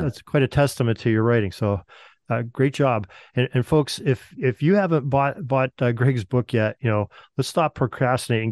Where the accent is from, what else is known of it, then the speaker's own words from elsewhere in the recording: Western Pennsylvania, United States; growing up in Western Pennsylvania myself